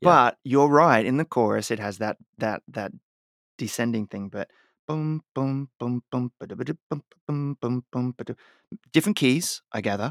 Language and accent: English; Australia; now in United States; growing up in Australia